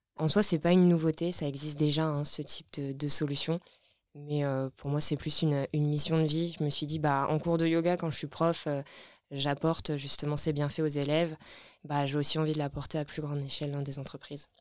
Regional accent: Lorraine, Grand Est, France; moved away as an adult; also born or lived in Nancy / Grenoble; now in Paris, France; je viens de Lorraine, dans l'est de la France.

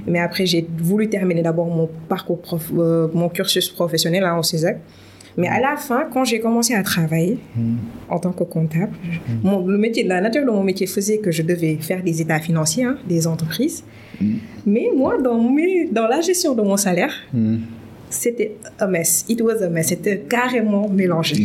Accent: Dakar, Senegal; je suis née, j'ai grandi ici, mm. au Sénégal, à Dakar plus précisément

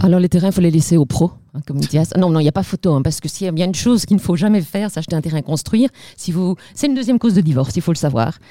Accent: Liège, Wallonia, Belgium; accent: Liège; Je suis liégeoise d'origine, ça mhm. s'entend, je ne peux pas le cacher.

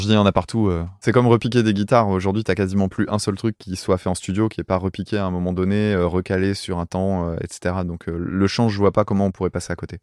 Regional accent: France; en tant que Français, euh, tu vois, euh, provincial

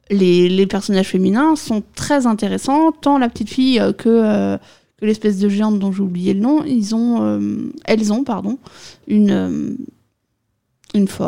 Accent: France; moi je suis française, donc je dis Cylian.

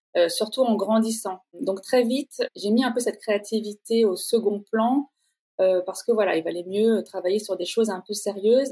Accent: Normandy, France; moved away; also born or lived in Paris / Italy; je suis normande d'origine

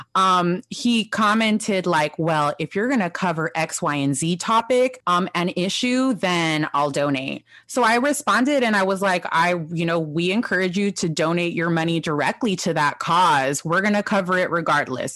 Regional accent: Los Angeles, California, United States; I'm a pocha from Los Angeles. I don't even know anyone in Mexico. Like, all of my family is in California.

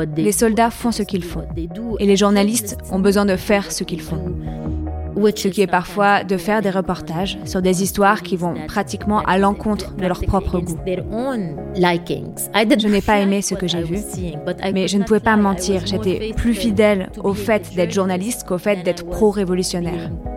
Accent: Lebanon; Je suis née en 1974, l'année où la guerre a commencé au Liban. Uh, uh, J'appartiens à cette génération de la guerre civile au Liban

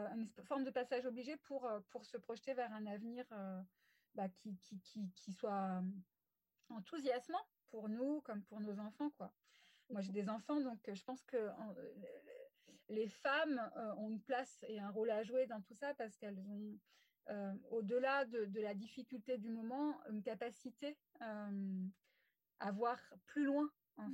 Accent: West of France, France; also born or lived in Rennes / Paris; je suis une femme de l'Ouest depuis tout le temps. Hein. Euh, je suis née euh, dans l'Ouest

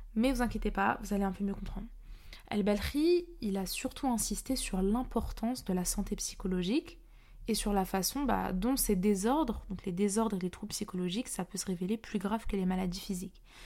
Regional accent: Paris, Île-de-France, France; moi-même je suis parisienne

